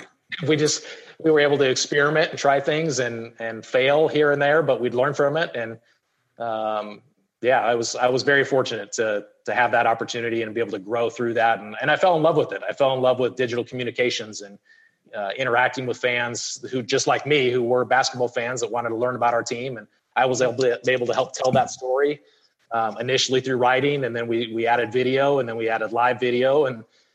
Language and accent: English; Phoenix, Arizona, United States; the Suns were the team that I grew up watching here in Phoenix